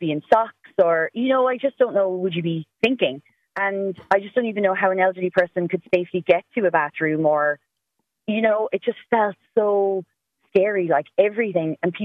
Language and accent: English; Cork, Munster, Ireland; I am from Cork, so I know I live very close to a hospital